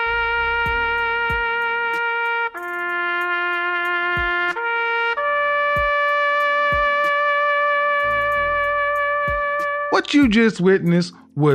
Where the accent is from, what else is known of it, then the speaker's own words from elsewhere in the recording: Oklahoma, United States; I'm from Oklahoma, ma'am. I'm from the Midwest, too